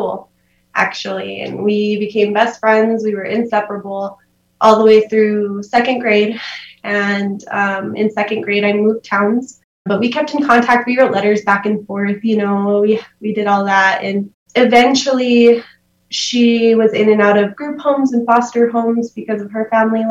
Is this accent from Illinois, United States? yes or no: no; Silver City, New Mexico, United States; I grew up in Silver City here, lived here my whole life